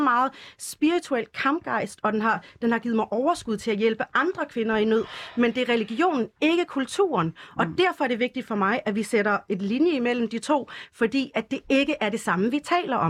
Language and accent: Danish; Denmark; jeg er dansk